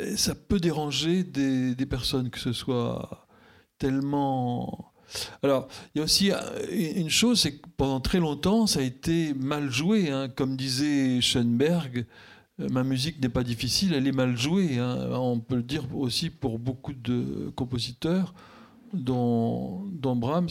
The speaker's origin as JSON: {"language": "French", "country": "France", "said": "je suis français"}